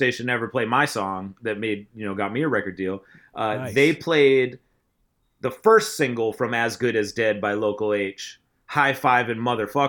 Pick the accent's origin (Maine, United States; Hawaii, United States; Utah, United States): Maine, United States; Wells; I'm not from Portland, Maine, which you've heard of maybe. I'm from Wells, Maine